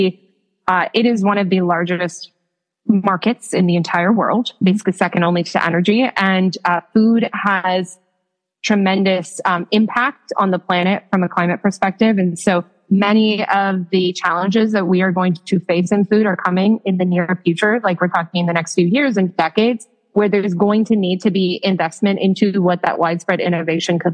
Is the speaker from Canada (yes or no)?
yes; Canada; now in United States; As a young child growing up in Canada